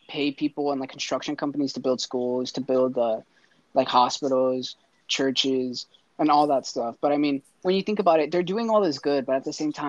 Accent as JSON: {"language": "English", "region": "Michoacán", "country": "Mexico", "said": "I'm from Michoacán."}